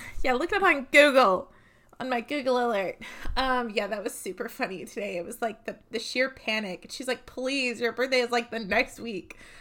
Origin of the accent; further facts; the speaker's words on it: New England, United States; growing up in New England